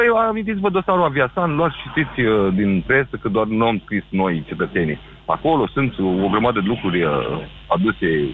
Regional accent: Galați, Galați County, Romania; eu sunt de la Galaș

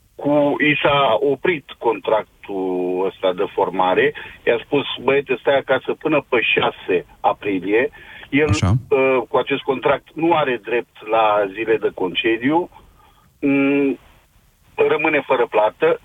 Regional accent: Romania; now in Brescia, Italy; sunt foarte mulți concetățeni de-a noștri ce lucrează ca și sezonieri

